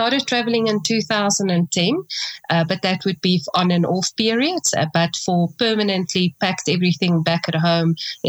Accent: South Africa; being truly South African, landed in Italy on the 1st of November with summer riding clothing.

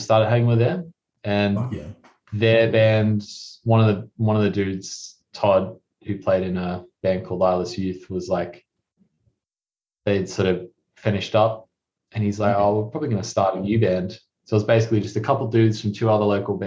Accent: Cairns, Queensland, Australia; we started in my hometown up in Cairns

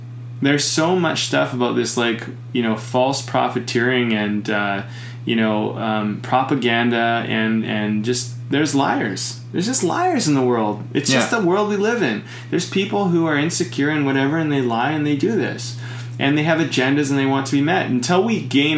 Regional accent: Canada; as a Canadian

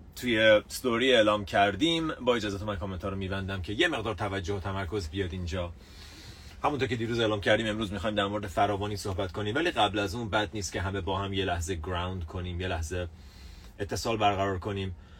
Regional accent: Iran; ماها ایرانی ها تو جوامعی بزرگ شدیم که فقر جزو باورهای اصلی بوده

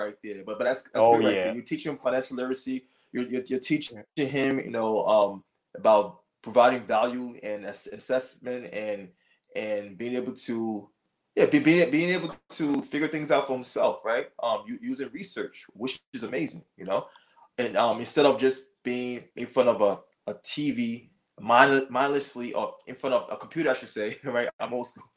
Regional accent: Liberia; I'm from Liberia. I also survived a civil war, a 14-year civil war

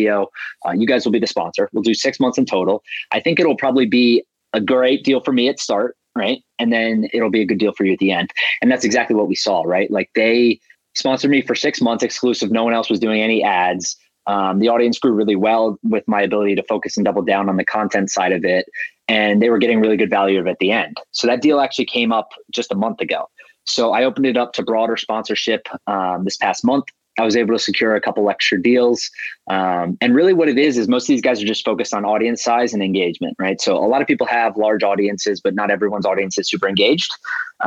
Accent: Cary, North Carolina, United States; moved away as an adult; now in New York City, United States; I grew up in North Carolina, in Cary, North Carolina, which is just right outside of the capital, Raleigh.

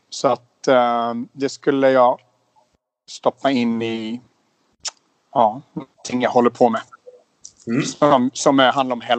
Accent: Småland, Sweden; also born or lived in Umeå / Spain / Stockholm; Jag är född i Umeå i, i, i Västerbotten, flyttade till Småland när jag var sex.

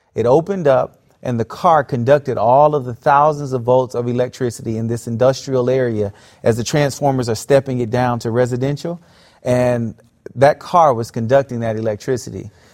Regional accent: South Florida, United States; I grew up in South Florida

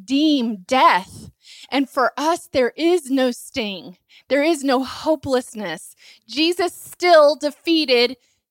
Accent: Asheville, North Carolina, United States; I grew up in Asheville, and so, or near Asheville, close

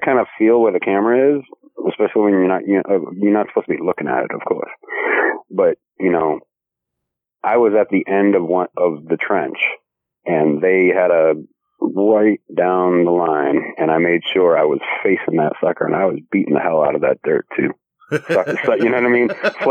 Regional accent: Boston, Massachusetts, United States; accent: Bostonian; I'm from Boston

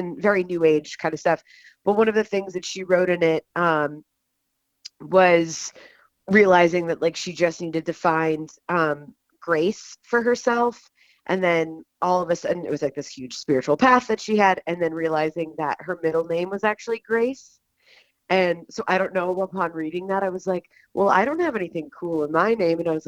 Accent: Atlanta, Georgia, United States; I'm actually from Atlanta

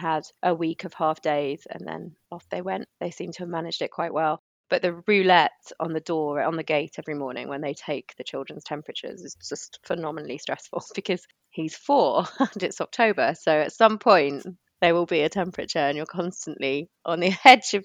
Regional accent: York, Yorkshire and the Humber, United Kingdom; I'm from York originally

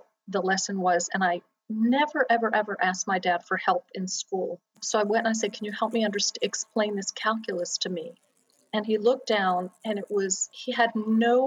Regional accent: Florida, United States; I grew up in Florida.

